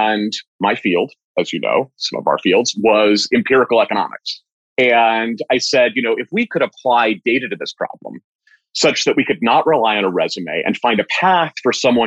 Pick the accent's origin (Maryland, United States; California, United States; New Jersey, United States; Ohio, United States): Maryland, United States; Bethesda; I grew up in Bethesda